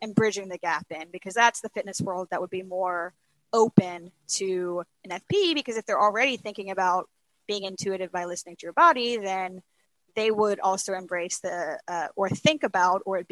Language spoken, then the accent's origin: English; Alabama, United States; moved away as an adult; also born or lived in Los Angeles; now in Lexington, United States; I'm originally from Alabama. I spent some time in Los Angeles, but really I've spent most of my life in Alabama, and then now here in Lexington, Kentucky